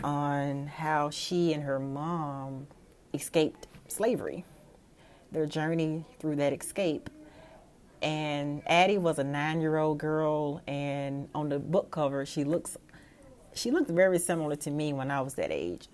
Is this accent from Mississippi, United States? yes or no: yes; Mississippi, United States; I am from Mississippi. a small town just west of Jackson, the state capital